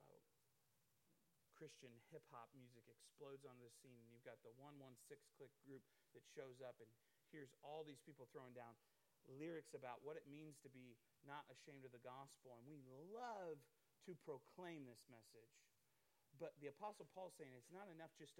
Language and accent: English; Iowa, United States; I'm from Iowa. I grew up there